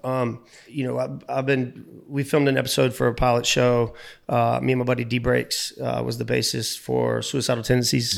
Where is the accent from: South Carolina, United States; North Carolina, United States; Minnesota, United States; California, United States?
South Carolina, United States; North Myrtle Beach; I was born in North Myrtle Beach